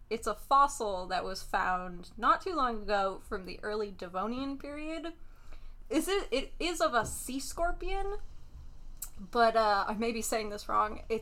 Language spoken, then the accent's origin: English; New Jersey, United States; I'm just from New Jersey, so.